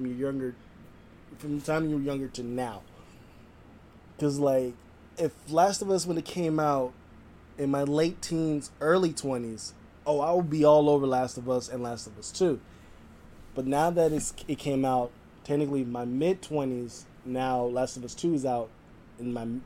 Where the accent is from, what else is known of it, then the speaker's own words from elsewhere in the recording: West Coast, United States; someone who's born and raised on the West Coast